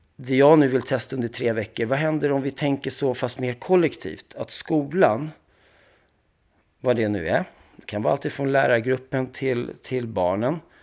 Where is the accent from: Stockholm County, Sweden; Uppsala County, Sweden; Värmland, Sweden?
Stockholm County, Sweden; Stockholm; moved away; also born or lived in Paris, France; vi flyttade då till Bredäng som är en del av miljonprogrammet och det ligger bredvid Skärholmen. Så jag är uppväxt där då